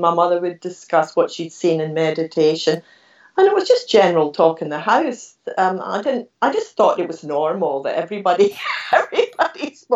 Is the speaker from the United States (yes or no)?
no; Scotland, United Kingdom; moved away as an adult; now in Australia; I was born in Scotland